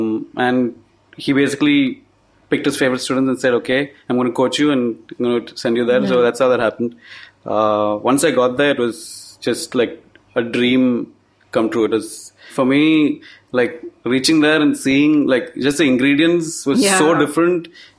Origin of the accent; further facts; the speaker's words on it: Kochi, Kerala, India; So I grew up in Kerala in Cochin